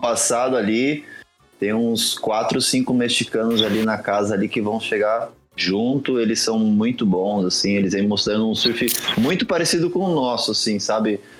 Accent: Brazil; nós que somos aqui do Brasil

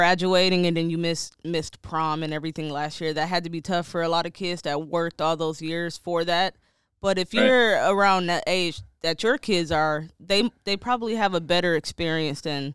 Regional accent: Detroit, Michigan, United States; moved away; growing up in Detroit, we're really sheltered

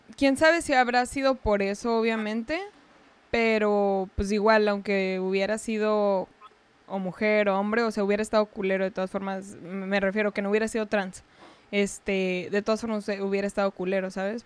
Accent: Chihuahua, Mexico; yo soy de allá, pues ya sabes, de Chihuahua

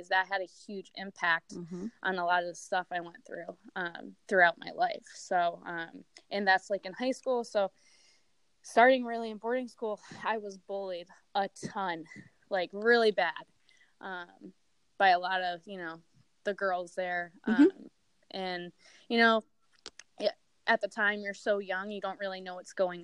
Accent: Connecticut, United States; it was still in Connecticut, about 30 minutes from, you know, my hometown where my family lived

